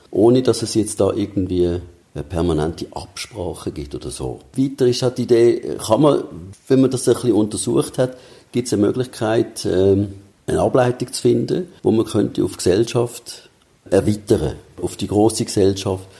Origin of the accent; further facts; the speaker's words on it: Switzerland; bei uns in der Schweiz